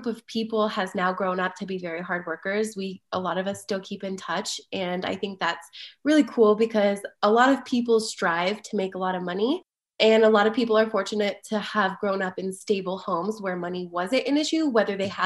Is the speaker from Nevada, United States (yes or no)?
yes; Las Vegas, Nevada, United States; now in Denver, United States; I grew up in Las Vegas and I was an avid volleyball player